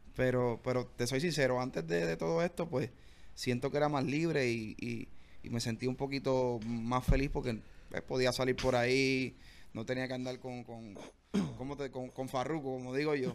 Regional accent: Bayamón, Puerto Rico; born or raised there; also born or lived in Comerío, Puerto Rico

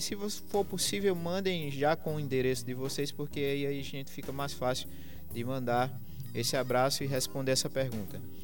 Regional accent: Limoeiro, Brazil; lá da minha terra, de Limoeiro

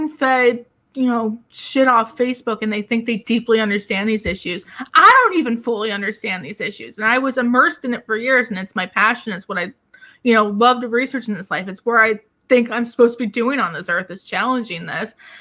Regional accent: New Jersey, United States; where I grew up in New Jersey

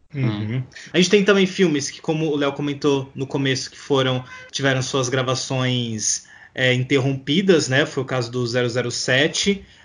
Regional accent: Brazil; a gente é brasileira

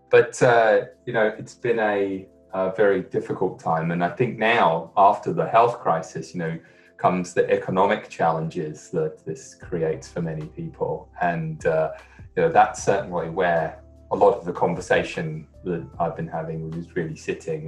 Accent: London, United Kingdom; moved away; I'm from the UK. I'm from London

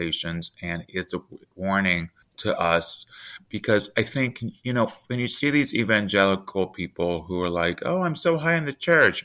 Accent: the South, United States; I was raised in the South

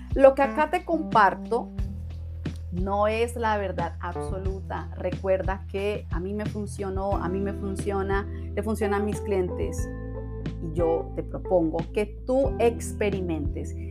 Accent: Cali, Valle del Cauca, Colombia; Yo soy de Cali, Colombia

